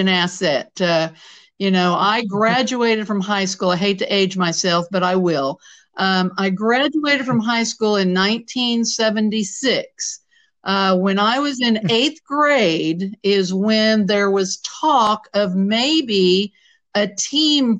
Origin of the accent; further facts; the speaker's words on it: Centralia, Missouri, United States; moved away; my upbringing at Centralia, Missouri, I smile when you bring up my hometown